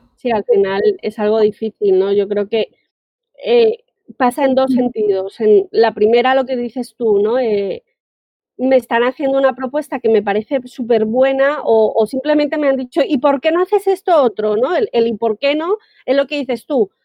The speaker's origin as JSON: {"language": "Spanish", "country": "Colombia", "moved": "yes", "lives_now": "Spain", "said": "yo soy colombiana, vivo en España"}